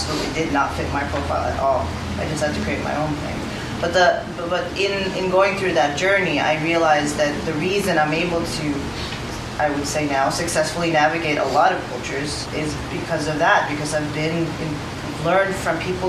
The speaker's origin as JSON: {"language": "English", "country": "Norway", "tie": "born or raised there", "moved": "yes", "said": "I grew up in Norway"}